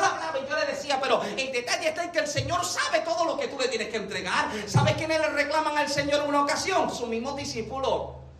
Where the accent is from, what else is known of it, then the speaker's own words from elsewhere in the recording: Puerto Rico; como boricuas tenemos este pensamiento de que soy americano